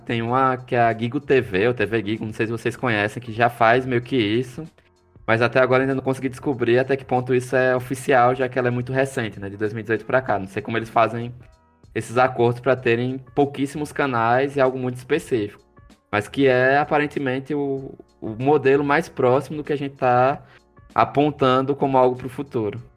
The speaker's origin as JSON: {"language": "Portuguese", "town": "Maceió", "region": "Alagoas", "country": "Brazil", "accent": "alagoano", "said": "lá em Maceió, a gente tem um, um, projeto no Teatro de Arena"}